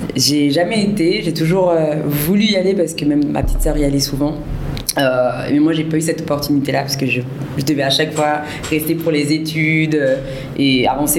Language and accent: French; France; moved away as an adult; now in Senegal; je suis franco-sénégalaise, bissau-guinéenne. Euh, je viens de France et depuis le mois de juin 2021, je suis arrivée pour la première fois au Sénégal